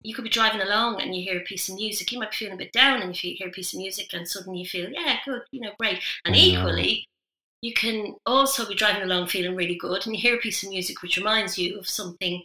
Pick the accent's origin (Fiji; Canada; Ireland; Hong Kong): Ireland; Dublin, Leinster; moved away as an adult; now in Midlands, United Kingdom; I'm Irish. I'm originally from Dublin.